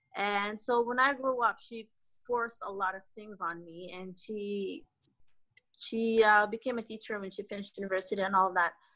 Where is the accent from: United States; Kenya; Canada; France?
Canada; i grew up in canada